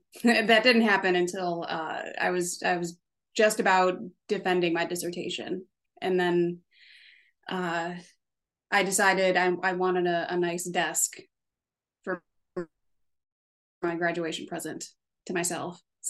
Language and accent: English; Chicago suburbs, Illinois, United States; moved away as an adult; now in Iowa City, United States; I grew up in the Chicago suburbs